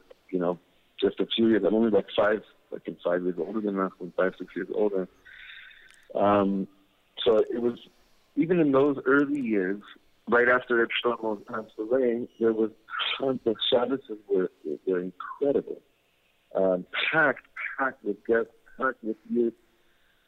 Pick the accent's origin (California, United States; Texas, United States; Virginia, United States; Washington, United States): California, United States; Los Angeles; I'm from Los Angeles, so I grew up in going to Universal Studios a lot